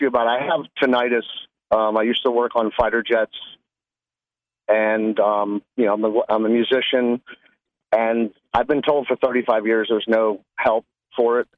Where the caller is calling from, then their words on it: Spring Hill, Florida, United States; I'm calling from Spring Hill